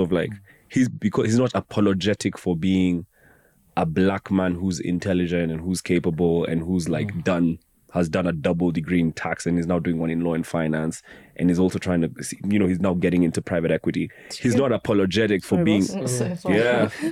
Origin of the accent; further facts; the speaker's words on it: Kenya; now in London, United Kingdom; I'm an expat from Kenya